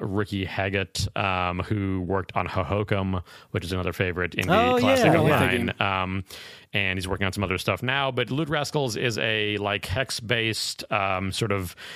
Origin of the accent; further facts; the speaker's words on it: Chicago, Illinois, United States; I grew up in Chicago, but spent a lot of time in Michigan and Wisconsin